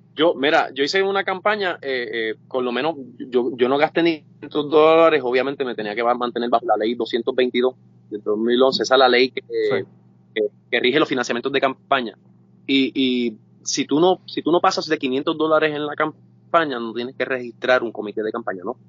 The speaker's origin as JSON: {"language": "Spanish", "country": "Puerto Rico"}